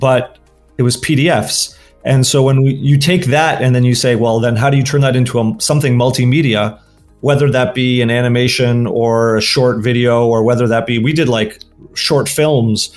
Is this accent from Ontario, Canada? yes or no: yes; Toronto, Ontario, Canada; moved away as an adult; also born or lived in Los Angeles, United States; I grew up in Toronto, Canada. I then moved to the US in my early 20s and then ended up in Los Angeles for graduate